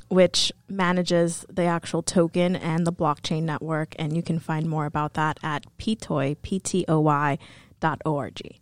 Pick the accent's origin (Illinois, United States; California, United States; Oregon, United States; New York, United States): New York, United States; New York City; moved away; also born or lived in Atlanta, Georgia; I grew up in New York City, um, specifically the Boogie Down Bronx